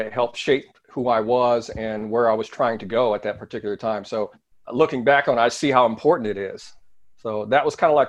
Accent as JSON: {"language": "English", "region": "Indiana", "country": "United States", "tie": "born or raised there", "also_born_or_lived": "Seattle, Washington", "said": "It was my sister and myself, we grew up together. So a little small town in Indiana. I was born in Seattle, Washington, moved out to Indiana."}